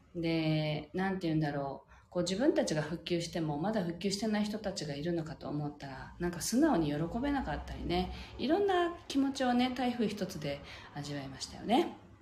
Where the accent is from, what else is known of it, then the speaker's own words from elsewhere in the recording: Okinawa, Japan; 私たち沖縄で育った人間は